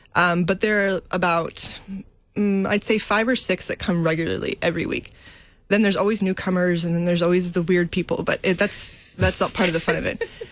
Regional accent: United States; moved away as an adult; now in St. Petersburg, Russia; growing up in America

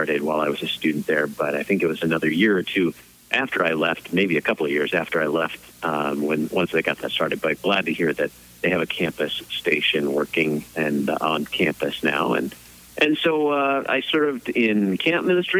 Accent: Missouri, United States; moved away; also born or lived in Chicago, Illinois; I'm originally from Missouri and came back to Missouri a few years ago

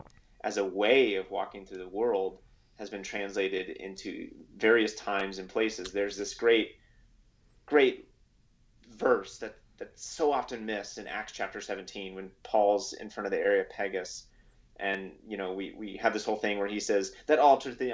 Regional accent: Los Angeles, California, United States; I grew up in Los Angeles, which I thought was normal when I was growing up there.

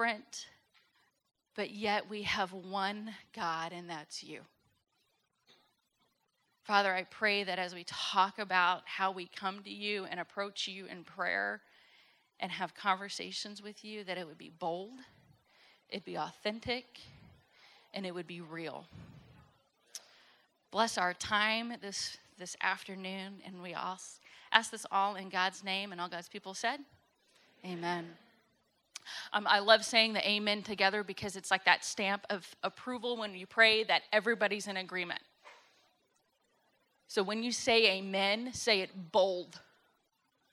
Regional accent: Fort Worth, Texas, United States; moved away as an adult; also born or lived in Southern California / Northern California; Born and raised in Texas, grew up at St. Paul in Fort Worth

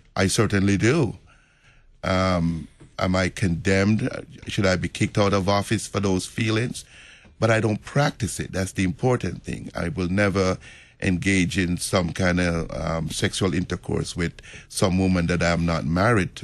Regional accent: Jamaica; moved away; I'm from Jamaica

